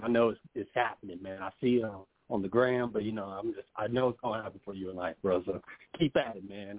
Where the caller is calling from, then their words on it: Kansas City, Missouri, United States; from Kansas City.